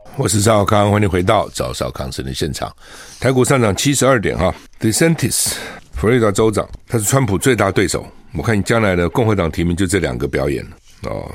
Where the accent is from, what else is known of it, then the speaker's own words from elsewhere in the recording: Taiwan; also born or lived in South Carolina; 我们台湾人